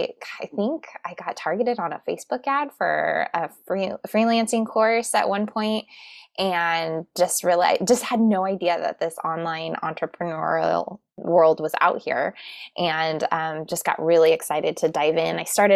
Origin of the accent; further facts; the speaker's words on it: Tucson, Arizona, United States; now in Phoenix, United States; I am from originally from Tucson, Arizona, but I live in Phoenix now.